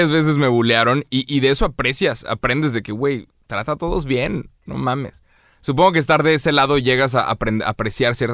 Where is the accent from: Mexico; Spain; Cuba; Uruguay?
Mexico; Soy mexicano.